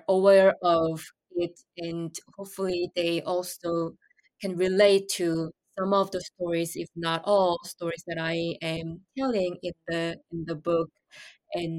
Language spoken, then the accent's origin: English; Seoul, South Korea; moved away as an adult; also born or lived in New York City; I moved to New York City from my hometown and from Seoul, Korea